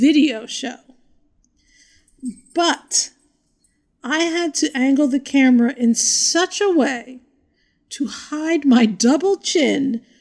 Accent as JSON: {"language": "English", "area": "Morris County", "region": "New Jersey", "country": "United States", "tie": "born or raised there", "said": "Growing up in Morris County, New Jersey"}